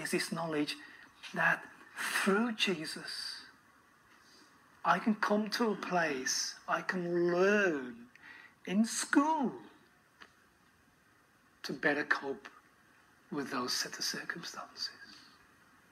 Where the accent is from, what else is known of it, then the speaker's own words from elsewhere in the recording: Birmingham, West Midlands, United Kingdom; moved away as an adult; also born or lived in Kent / North Wales; now in Adelaide, Australia; I was completely out of place as a Brummie